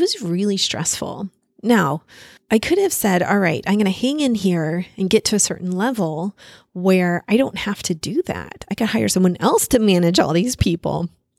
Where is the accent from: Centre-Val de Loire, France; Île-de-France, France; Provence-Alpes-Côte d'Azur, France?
Île-de-France, France; Paris; born there; I was born in Paris. It's my favorite country to visit.